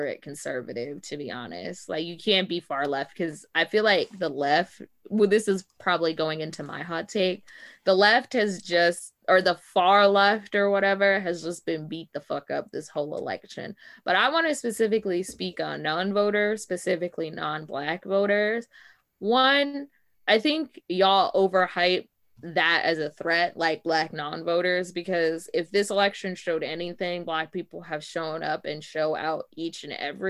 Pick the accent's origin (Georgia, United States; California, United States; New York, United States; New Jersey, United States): Georgia, United States; I'm from Georgia.